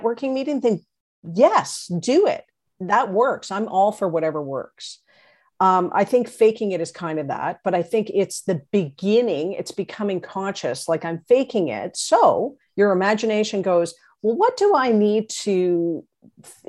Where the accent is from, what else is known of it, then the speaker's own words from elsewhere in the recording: Canada; I'm Canadian